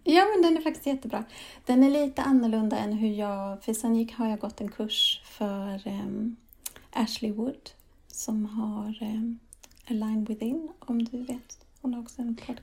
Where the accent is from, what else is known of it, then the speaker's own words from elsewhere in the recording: Sweden; also born or lived in Spain / England / Denmark / Lund, Sweden; jag föddes i Sverige